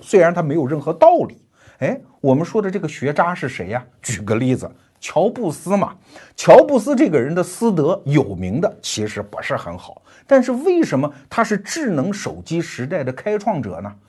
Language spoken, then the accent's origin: Chinese; China; 我们中国人